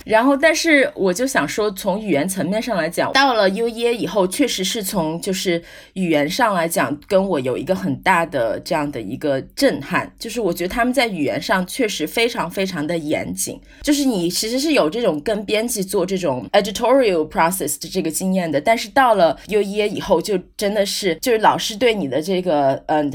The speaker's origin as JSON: {"language": "Chinese", "country": "China", "also_born_or_lived": "United States", "moved": "yes", "lives_now": "Ireland", "said": "我作为一个中国人来讲"}